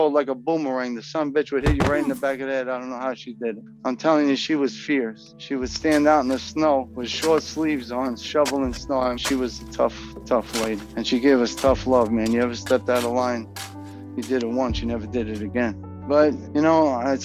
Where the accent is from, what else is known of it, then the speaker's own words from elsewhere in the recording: New York City, New York, United States; also born or lived in Long Island; I was born in Long Island, St. John's Hospital in Far Rockaway, Queens, August 5th, 1976